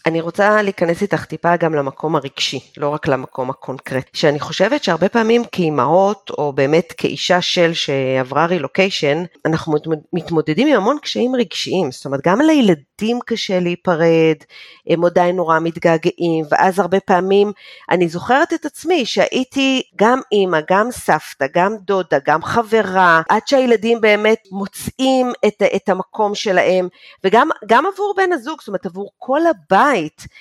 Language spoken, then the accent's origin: Hebrew; Israel; moved away as an adult; אני יצאתי מישראל במחשבה שאני יוצאת לשלוש שנים, הרילוקיישן שלי נגמר אחרי עשר שנים